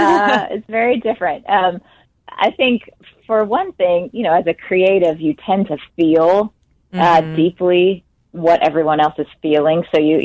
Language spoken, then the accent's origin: English; Jackson, Mississippi, United States; moved away as an adult; also born or lived in Nashville, Tennessee; I grew up, I was born and raised in Jackson, Mississippi.